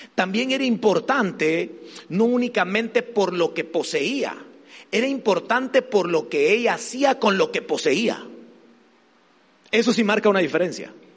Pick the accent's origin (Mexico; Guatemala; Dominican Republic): Guatemala; soy de Guatemala